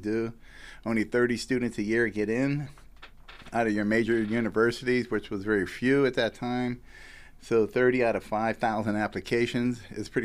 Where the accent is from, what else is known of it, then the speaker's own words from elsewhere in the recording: Pittsburgh, Pennsylvania, United States; now in Boynton Beach, United States; I'm actually from Pittsburgh, yeah. I grew up in the McKees Rocks area.